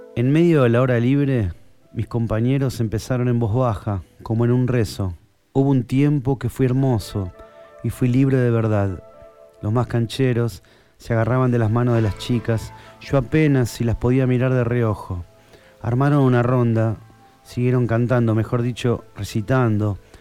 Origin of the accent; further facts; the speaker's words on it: Castelar, Buenos Aires Province, Argentina; yo soy de Castelar, de acá nomás. Castelar es acá unos pasos, estamos en el oeste del conurbano bonaerense.